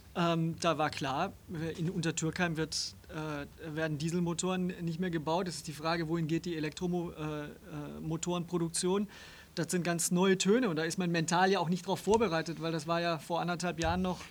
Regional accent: Stuttgart, Baden-Württemberg, Germany; moved away; Ich bin in Stuttgart geboren und groß geworden.

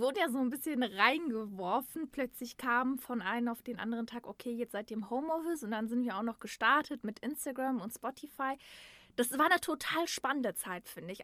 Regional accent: Dortmund, North Rhine-Westphalia, Germany; moved away as an adult; now in Essen, Germany; ich bin in Dortmund geboren und aufgewachsen

